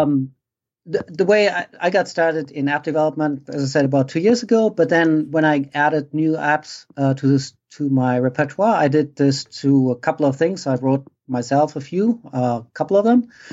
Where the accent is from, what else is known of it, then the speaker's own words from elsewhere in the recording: Germany; moved away as an adult; now in United States; I grew up in Germany. Uh, I came over to the States in, uh, when was it? ninety-seven, so twenty-one odd years ago.